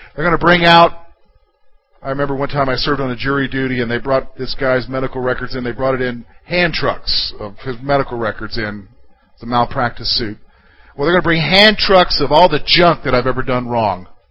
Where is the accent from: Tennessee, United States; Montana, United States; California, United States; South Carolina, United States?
South Carolina, United States; I come from South Carolina